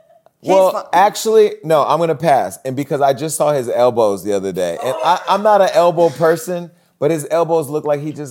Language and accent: English; Bay Area, California, United States; We're from the Bay Area.